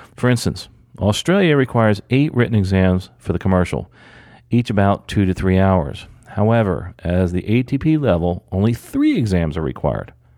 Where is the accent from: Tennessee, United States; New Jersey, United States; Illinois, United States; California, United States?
New Jersey, United States; moved away; I'm actually from New Jersey